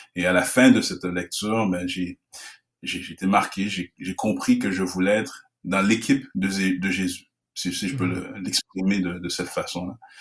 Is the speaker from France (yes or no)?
no; Canada; je suis d'origine haïtienne, je suis né au Canada dans une famille haïtienne